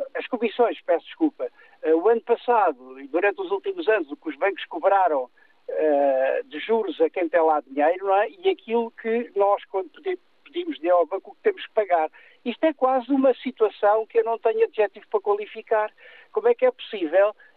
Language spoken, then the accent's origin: Portuguese; Portugal; also born or lived in Serpa